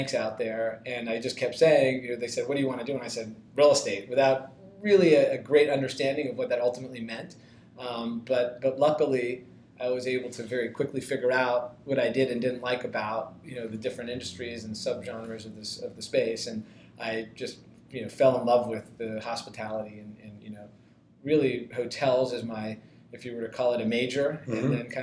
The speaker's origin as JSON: {"language": "English", "town": "Toronto", "region": "Ontario", "country": "Canada", "tie": "born or raised there", "also_born_or_lived": "Princeton", "moved": "as an adult", "lives_now": "Philadelphia, United States", "said": "I grew up in Toronto"}